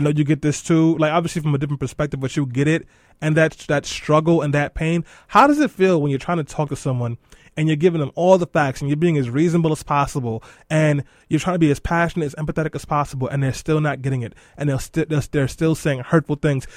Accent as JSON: {"language": "English", "town": "New York City", "region": "New York", "country": "United States", "tie": "born or raised there", "said": "in Brownsville, the neighborhood that I grew up"}